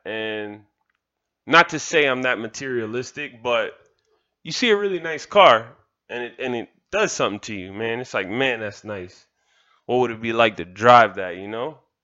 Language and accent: English; Kendall, Florida, United States; I'm from Kendall. I'm proud to say that. I'm proud of the village that made me